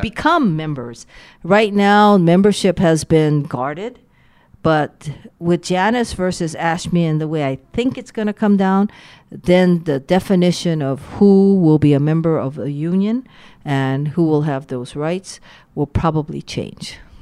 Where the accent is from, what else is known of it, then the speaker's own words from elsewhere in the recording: Waianae, Hawaii, United States; also born or lived in Honolulu; I grew up in Waianae